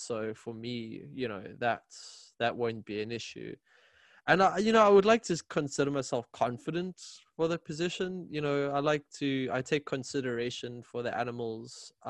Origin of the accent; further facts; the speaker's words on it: South Africa; moved away as an adult; now in Sweden; by the way. I'm from South Africa originally.